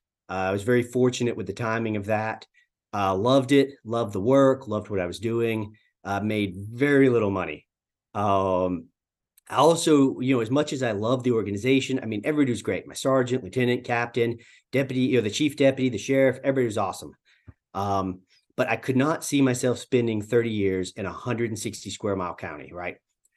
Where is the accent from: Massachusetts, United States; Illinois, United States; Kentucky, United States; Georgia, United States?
Georgia, United States; Dalton; I grew up in Northwest Georgia, a little town called Dalton.